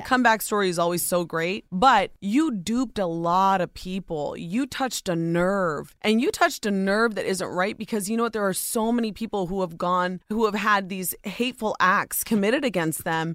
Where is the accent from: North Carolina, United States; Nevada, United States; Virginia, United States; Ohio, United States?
Ohio, United States; born or raised there